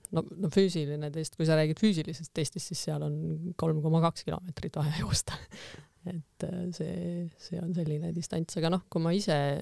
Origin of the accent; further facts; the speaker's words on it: Võru, Võru County, Estonia; moved away as an adult; kuna see on minu, minu kodukoht, siis ma tegelikult tahtsin ka koju tagasi, et Võrumaa ikkagi kuidagi kutsus, juured kutsusid tagasi